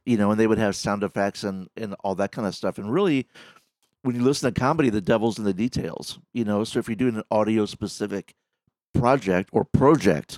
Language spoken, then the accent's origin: English; Ferguson, Missouri, United States; I grew up just outside of Ferguson